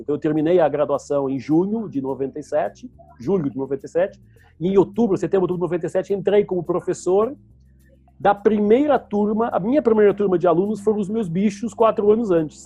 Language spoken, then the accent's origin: Portuguese; Lisbon, Portugal; moved away as an adult; now in Brazil; eu nasci em Portugal, Lisboa, numa família super classe média normal